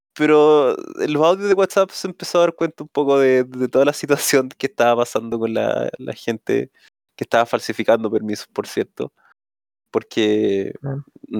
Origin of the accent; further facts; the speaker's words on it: Coyhaique, Aysén, Chile; moved away as an adult; now in Santiago, Chile; salí de un liceo en Coyhaique, weón. Yo soy de Coyhaique